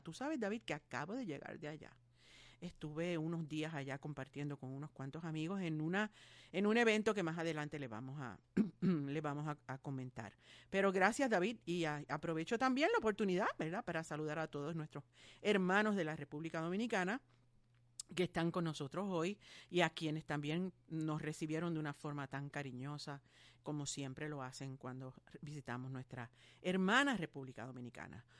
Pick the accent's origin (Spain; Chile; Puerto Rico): Puerto Rico; Ponce; Ponce es mi pueblo. Eh, pues, es un compueblano mío.